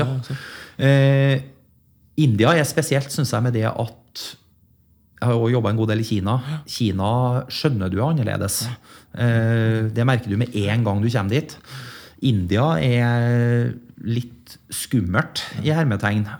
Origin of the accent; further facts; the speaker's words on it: Leksvik, Trøndelag, Norway; also born or lived in Middle East; Det var jo et knakende dynamisk industrimiljø i Leksvika, der jeg kommer fra.